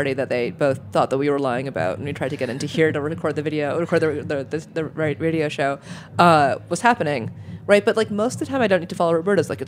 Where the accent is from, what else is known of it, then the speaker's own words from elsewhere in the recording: Germany; I grew up partially in Germany